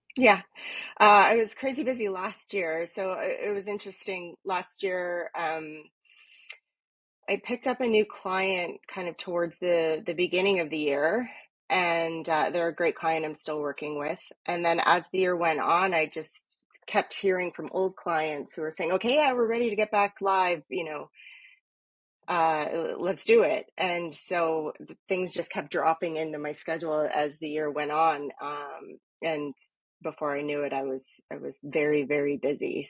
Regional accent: Toronto, Ontario, Canada; also born or lived in East York, Toronto; i grew up in etobicoke so and now i mean i live in east york now but you know basically toronto girl

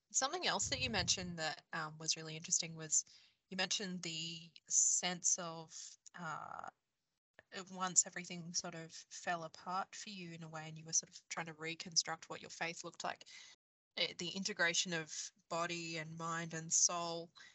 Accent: Queensland, Australia; I grew up in Queensland, in Australia

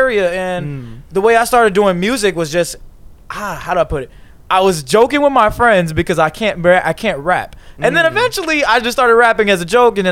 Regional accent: Chicago suburbs, near Blue Island, Illinois, United States; I'm from Chicago suburbs, a little town called Cree. But we could just say it's like near Blue Island, around that area.

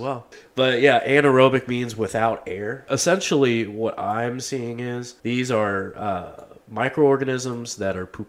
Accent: Louisville, Kentucky, United States; I am from Louisville. It's Louisville, by the way, guys. It's Louisville.

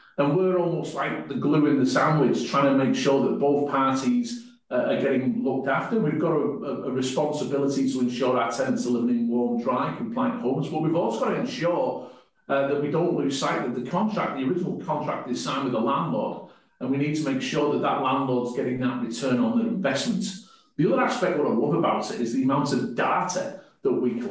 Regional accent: North West England, United Kingdom; moved away as an adult; now in New Zealand; I'm not from New Zealand. I come from the northwest of England, came to New Zealand in the mid-90s playing rugby, then moved here permanently in 2001

